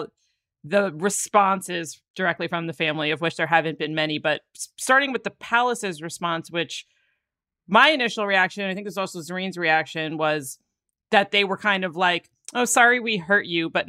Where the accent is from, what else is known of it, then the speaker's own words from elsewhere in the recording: United States; being American